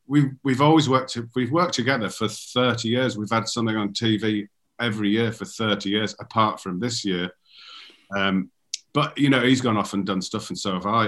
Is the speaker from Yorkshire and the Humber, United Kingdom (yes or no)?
no; Darlington, North East England, United Kingdom; moved away; also born or lived in London; our mutual friend Alan Davidson, who I grew up with in Darlington